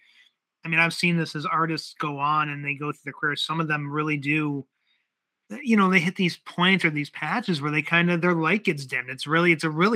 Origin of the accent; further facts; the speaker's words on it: Buffalo, New York, United States; he and I are from the same hometown